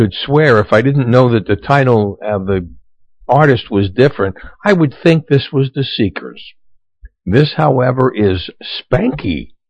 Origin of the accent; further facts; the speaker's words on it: New York City, New York, United States; growing up in New York City